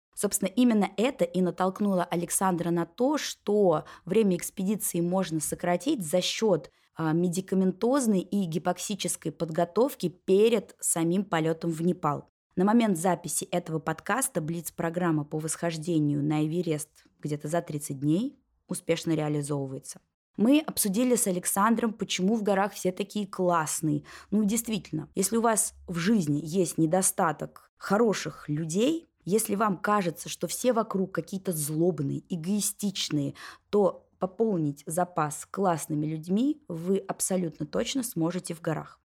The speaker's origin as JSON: {"language": "Russian", "region": "Moscow", "country": "Russia", "said": "нашу московскую неестественность жизнь"}